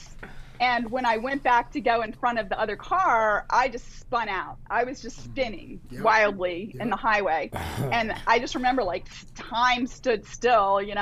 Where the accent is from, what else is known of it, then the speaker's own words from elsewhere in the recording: Delaware, United States; I grew up in Delaware in kind of a rural area